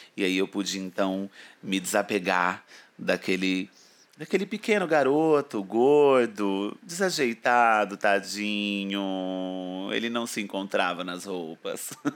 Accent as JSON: {"language": "Portuguese", "region": "interior of São Paulo", "country": "Brazil", "tie": "born or raised there", "moved": "as an adult", "lives_now": "São Paulo, Brazil", "said": "eu venho do interior de São Paulo, uma cidadezinha onde acabou que eu nasci"}